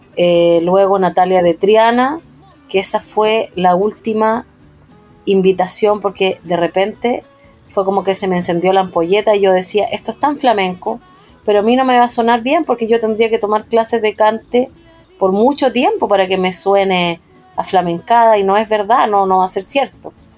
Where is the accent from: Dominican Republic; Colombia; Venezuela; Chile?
Chile; Biobío; also born or lived in Concepción; yo crecí en los años 80 en el sur, crecí en el Biobío, en la zona campesina